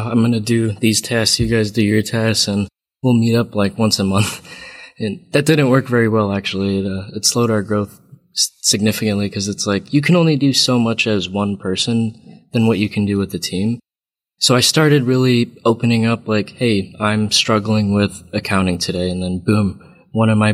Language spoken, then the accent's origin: English; Cleveland, Ohio, United States; I grew up in Cleveland, Ohio